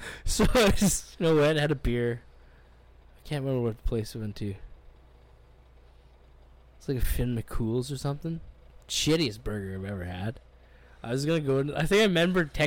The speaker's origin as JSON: {"language": "English", "town": "Winnipeg", "region": "Manitoba", "country": "Canada", "said": "I was from Winnipeg"}